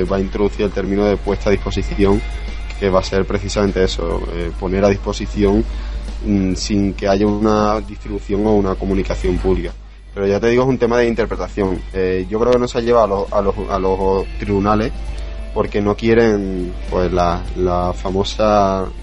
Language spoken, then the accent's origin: Spanish; Spain; now in United States; atrasado que estábamos en España en cuanto a la velocidad de nuestras redes. No, sí, eso sí. Yo, yo salí de España bajándome en mi casa, tenía uno, bajándome a una velocidad de 30-40K y llegué a Estados Unidos